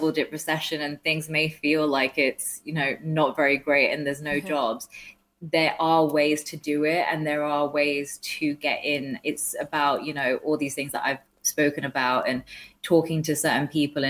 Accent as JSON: {"language": "English", "town": "Walsall", "region": "West Midlands", "country": "United Kingdom", "tie": "born or raised there", "said": "I'm from Walsall, which is like, we had the highest teenage pregnancy rate for most of my growing up."}